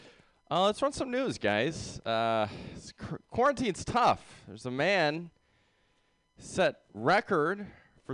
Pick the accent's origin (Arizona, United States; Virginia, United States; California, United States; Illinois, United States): California, United States; San Jose; I'm from San Jose. I did a year at USF